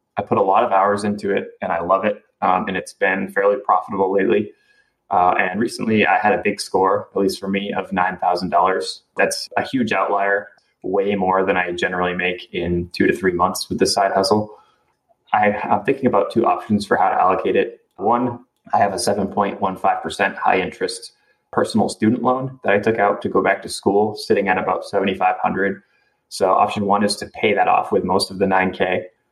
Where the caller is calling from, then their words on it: Maine, United States; I'm calling from Maine.